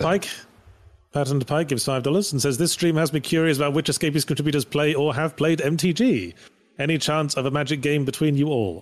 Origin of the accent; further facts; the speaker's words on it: United Kingdom; I'm British, so, and we pronounce Graham with two syllables